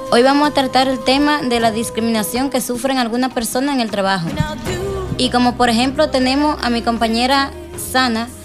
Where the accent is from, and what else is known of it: Honduras; now in Spain